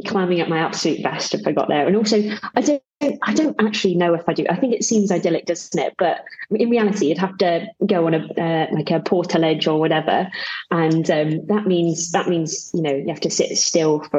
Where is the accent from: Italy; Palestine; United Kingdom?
United Kingdom; Cambridge, East of England; moved away as an adult; also born or lived in Birmingham; now in Sheffield, United Kingdom; I moved here about 3 years ago originally I came from Cambridge, which is the flattest place in the entire universe